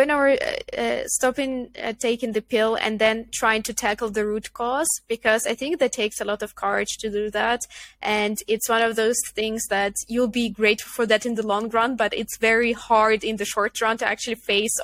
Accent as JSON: {"language": "English", "country": "Ukraine", "also_born_or_lived": "Netherlands", "moved": "as an adult", "said": "I come from Ukraine"}